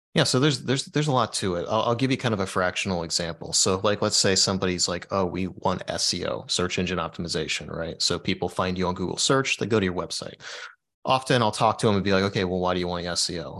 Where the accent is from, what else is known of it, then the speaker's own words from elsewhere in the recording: Dayton, Ohio, United States; moved away as an adult; also born or lived in Florida Keys; I live in Dayton, Ohio